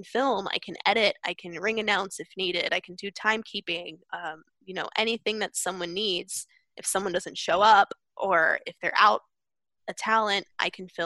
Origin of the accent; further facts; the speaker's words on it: Pennsylvania, United States; also born or lived in Brooklyn, New York; I was born in Brooklyn, New York, but the majority of my life I spent growing up in Pennsylvania